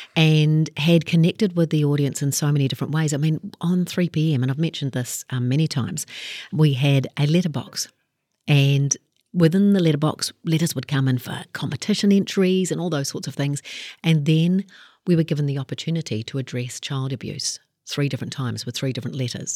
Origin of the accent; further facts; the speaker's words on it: Kaikohe, Northland, New Zealand; I grew up in Kaikoi and, uh, looked at the options that we had up there